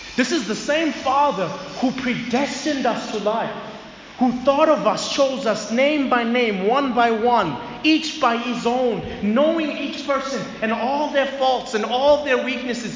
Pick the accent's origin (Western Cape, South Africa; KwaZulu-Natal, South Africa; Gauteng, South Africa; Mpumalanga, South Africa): KwaZulu-Natal, South Africa; Zululand; moved away as an adult; now in Johannesburg, South Africa; I had lived my entire life, about 21 years, in KZN. I was always surrounded by my people, the Zulus. I grew up in Zululand.